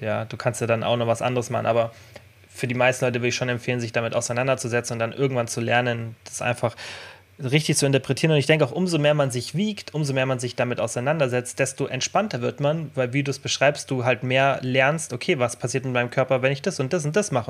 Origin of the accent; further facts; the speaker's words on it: Germany; jetzt bei uns in Deutschland